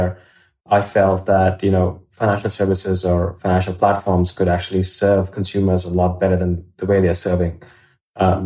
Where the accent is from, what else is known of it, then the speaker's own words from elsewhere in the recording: Australia; also born or lived in India; I was born in India. I grew up in Australia, did law and economics at university